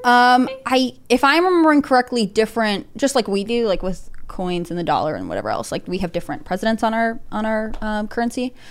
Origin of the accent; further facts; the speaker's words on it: United States; my, like, upbringing in America and my British heritage